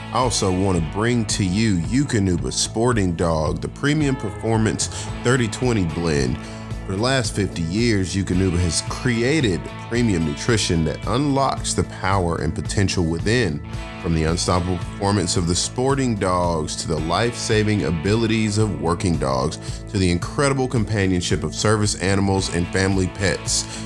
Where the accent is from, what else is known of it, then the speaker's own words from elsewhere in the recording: Atlanta, Georgia, United States; I'm born and raised in Atlanta and for me in Georgia